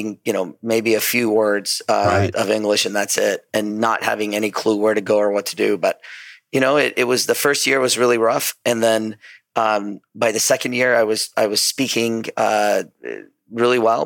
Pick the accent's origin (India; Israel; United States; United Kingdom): United States; Southern California; also born or lived in Iran; I grew up in Southern California ever since I was about 9 years old. I actually was born in Iran, and then my family moved to Southern California